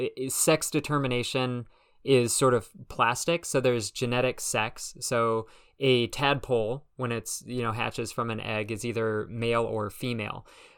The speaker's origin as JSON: {"language": "English", "region": "California", "country": "United States", "tie": "born or raised there", "lives_now": "Burlington, United States", "said": "And so I grew up out in California in a suburb of LA, and it's kind of interesting."}